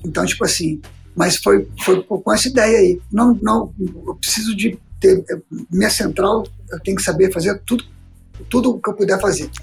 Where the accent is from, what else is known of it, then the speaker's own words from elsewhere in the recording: Brasília, Federal District, Brazil; moved away as an adult; also born or lived in Minas Gerais; now in Belo Horizonte, Brazil; eu sou mineiro, mas a gente foi para Brasília muito cedo, eu era muito novo